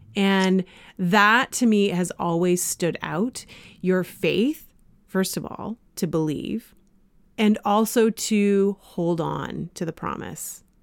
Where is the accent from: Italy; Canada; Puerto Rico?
Canada; also born or lived in Springfield, United States; I was from Canada